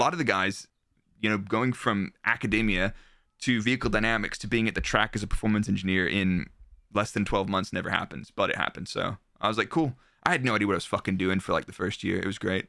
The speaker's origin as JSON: {"language": "English", "town": "Dallas", "region": "Texas", "country": "United States", "tie": "born or raised there", "moved": "as an adult", "said": "I'm from Texas, so I was there until I was twenty-five"}